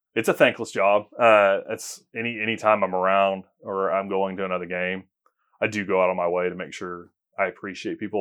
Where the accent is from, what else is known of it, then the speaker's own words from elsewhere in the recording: Tulsa, Oklahoma, United States; moved away as an adult; now in Oklahoma City, United States; I grew up in Tulsa, Oklahoma